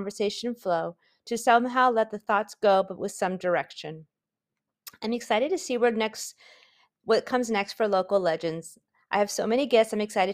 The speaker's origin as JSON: {"language": "English", "town": "San Diego", "region": "California", "country": "United States", "tie": "born or raised there", "lives_now": "San Marcos, United States", "said": "I'm a native San Diegan, growing up in Claremont and graduating from the University City High School"}